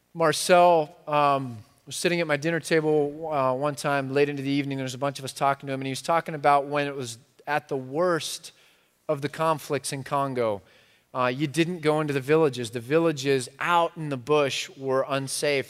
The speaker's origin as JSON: {"language": "English", "country": "United States", "said": "I'm so American"}